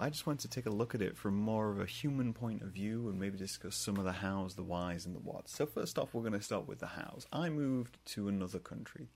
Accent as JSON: {"language": "English", "region": "England", "country": "United Kingdom", "moved": "as an adult", "lives_now": "United States", "said": "I'm, I'm from England. I'm from the UK"}